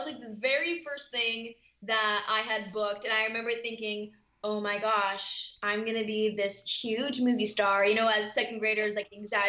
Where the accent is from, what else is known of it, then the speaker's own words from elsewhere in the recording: California, United States; I am from Southern California.